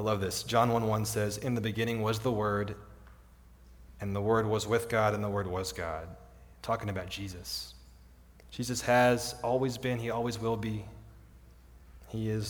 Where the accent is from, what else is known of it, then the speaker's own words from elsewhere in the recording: Midland, Texas, United States; now in Odessa, United States; I grew up in Midland.